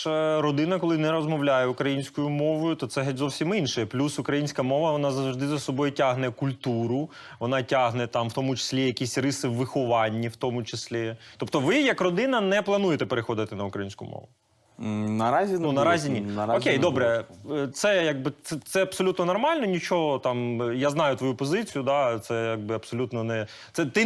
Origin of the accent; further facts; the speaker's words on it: Ukraine; first language Russian; Ukrainian is a second language; я російськомовна з російськомовної родини і. І моя дружина, вона з Черкащини, але це там не українська, це ближче до суржика. Але з часом ми прийняли рішення, що типу, ну оскільки ми українці, ми маємо знати мову